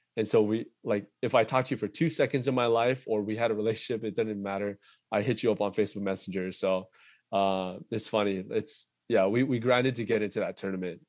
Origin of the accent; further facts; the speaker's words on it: United States; being Korean American